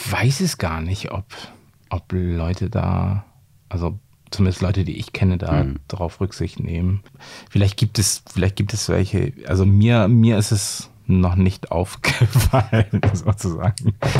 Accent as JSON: {"language": "German", "town": "Bremerhaven", "region": "Bremen", "country": "Germany", "tie": "born or raised there", "moved": "as an adult", "lives_now": "Hamburg, Germany", "said": "ich komme ja ursprünglich aus Bremerhaven"}